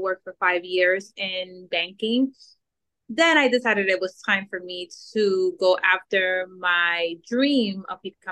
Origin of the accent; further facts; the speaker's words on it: New York City, New York, United States; also born or lived in Dominican Republic; I was born in the Dominican Republic, and I moved to the States when I was around 5, 6 years old. I grew up in New York between Brooklyn and Queens